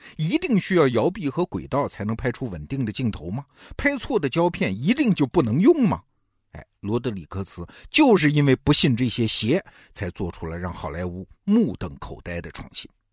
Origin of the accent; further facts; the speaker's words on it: China; 我们中国人